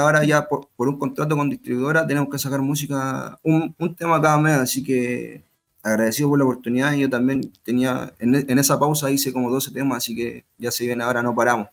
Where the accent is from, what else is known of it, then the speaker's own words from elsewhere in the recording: Chile; yo como chileno